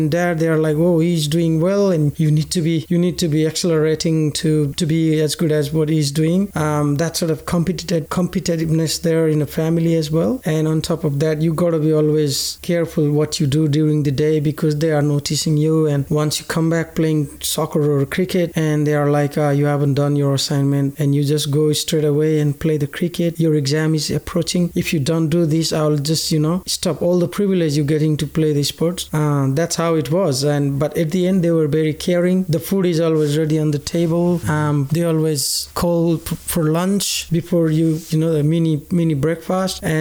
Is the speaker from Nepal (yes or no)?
yes; Nepal; moved away as an adult; now in Australia; my mom and dad, I live with them all my life back in Nepal